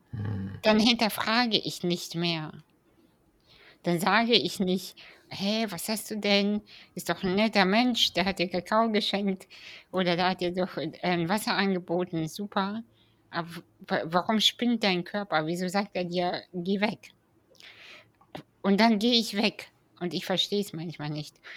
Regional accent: Kazakhstan; ich bin ja 87 in Kasachstan geboren

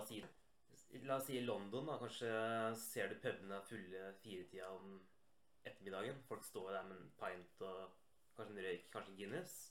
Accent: Rjukan, Vestfold og Telemark, Norway; moved away; also born or lived in Cyprus

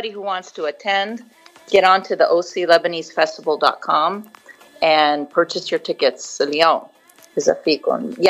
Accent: United States; born there; انا خلقاني باليو اس

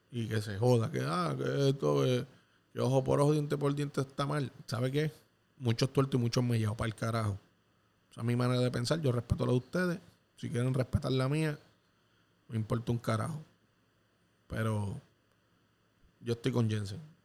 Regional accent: Puerto Rico; en mi país

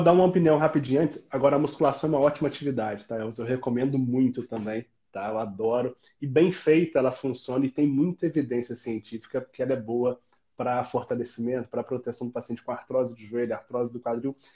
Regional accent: Itajubá, Minas Gerais, Brazil; accent: mix of São João del Rei and Itajubá; now in Juiz de Fora, Brazil; por ser do sul de Minas, eu sou de Itajubá

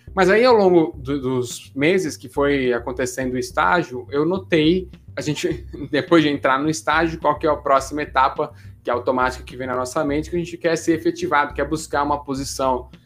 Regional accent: Santos, São Paulo, Brazil; moved away as an adult; Eu sou de Santos aqui e para mim era muito novidade morar em São Paulo

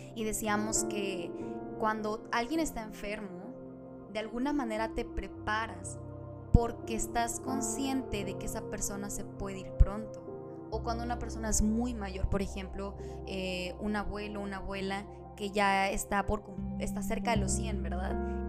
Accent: Monterrey, Nuevo León, Mexico; moved away; la ciudad de Monterrey, de donde yo soy

